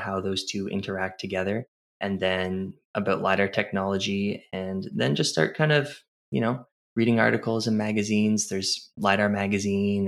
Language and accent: English; New Brunswick, Canada; I did a geodesy and geomatics engineering program at the University of New Brunswick here in my hometown